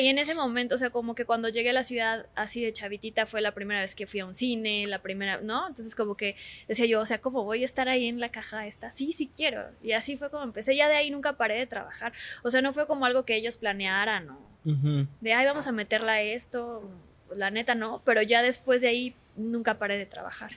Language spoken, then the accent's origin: Spanish; Mexico City, Mexico; also born or lived in Cancún; yo nací en Cancún. Nos, nos, regresamos a la Ciudad de México porque mi papá es de la Ciudad de México. Bueno, nació en, Acapulco por accidente, pero es chilango. Este, regresamos a la Ciudad de México cuando yo tenía como cuatro